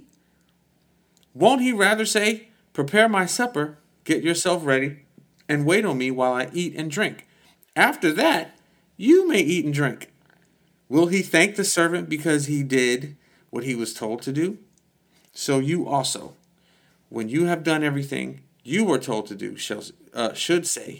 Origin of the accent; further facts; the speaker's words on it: United States; we're American